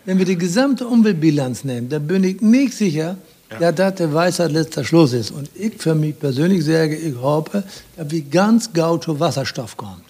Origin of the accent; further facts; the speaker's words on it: Rhede, Lower Saxony, Germany; also born or lived in Meppen; now in Lingen, Germany; Ich komme ja gebürtig aus Rehn, Altkreis Aschendorf